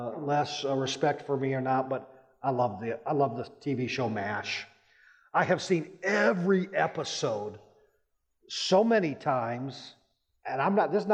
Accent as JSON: {"language": "English", "town": "Rapid City", "region": "South Dakota", "country": "United States", "tie": "born or raised there", "also_born_or_lived": "Texas", "moved": "as an adult", "said": "I grew up in the Rapid City area"}